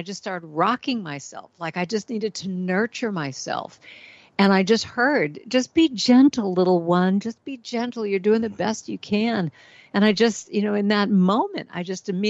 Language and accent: English; Los Angeles, California, United States; that was my life all growing up in Hollywood